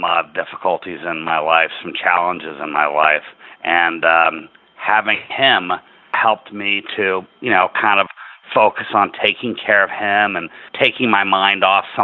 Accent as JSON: {"language": "English", "town": "Enfield", "region": "Connecticut", "country": "United States", "tie": "born or raised there", "said": "here in my hometown, the Enfield Community Cat Project"}